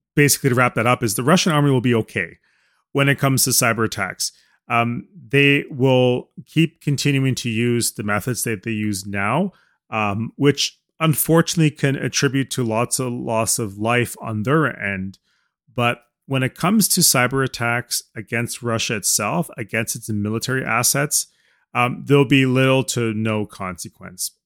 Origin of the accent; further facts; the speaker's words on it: Canada; as a Canadian speaking